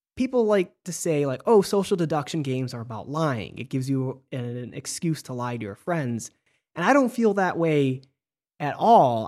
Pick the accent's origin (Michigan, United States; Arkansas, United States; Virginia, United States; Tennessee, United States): Michigan, United States; I'm from Michigan, and we didn't play Mafia in school.